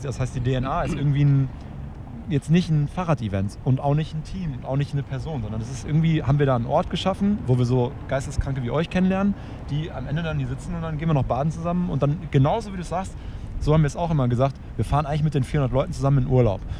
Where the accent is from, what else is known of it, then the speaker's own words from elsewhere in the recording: Hamburg, Germany; wir kommen ja aus Hamburg